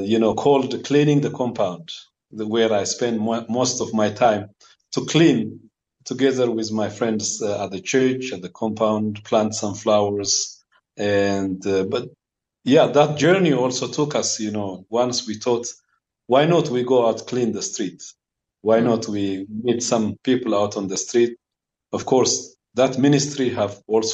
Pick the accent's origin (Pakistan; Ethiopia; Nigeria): Ethiopia; Addis Ababa; I was born in Addis Ababa, in the capital city of Ethiopia, with a bunch of children at home